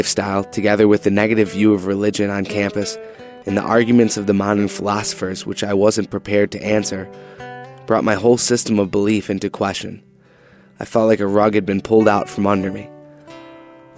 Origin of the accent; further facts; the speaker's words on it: Buffalo, New York, United States; I grew up in Buffalo, New York